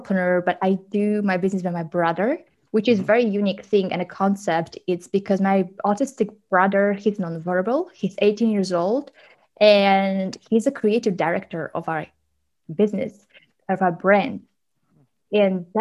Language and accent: English; eastern Slovakia, Slovakia; English is a second language; also born or lived in London; I'm from Slovakia, a tiny little country